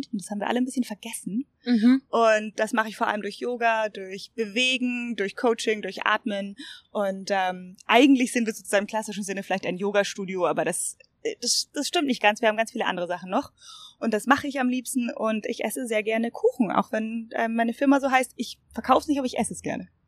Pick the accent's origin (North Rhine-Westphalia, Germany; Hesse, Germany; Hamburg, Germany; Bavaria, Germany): Bavaria, Germany; Munich; ich bin Münchnerin